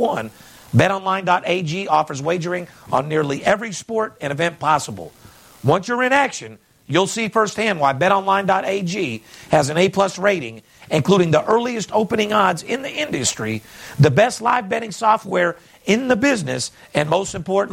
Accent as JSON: {"language": "English", "region": "West Coast", "country": "United States", "said": "I'm from the West Coast"}